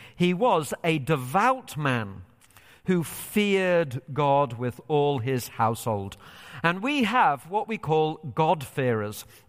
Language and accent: English; England, United Kingdom; moved away as an adult; now in United States; So I am originally from Britain. I've lived here in the U S for five years, and still part of me yearns for England